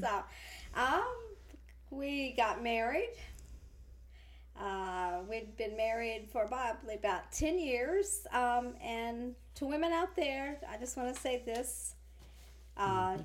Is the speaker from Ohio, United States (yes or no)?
yes; Ohio, United States; moved away as an adult; now in Texas, United States; I uh, came from Ohio